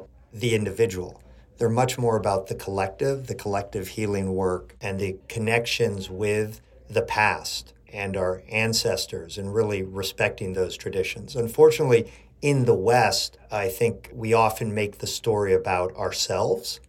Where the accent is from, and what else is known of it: Chile; born or raised there; now in New York City, United States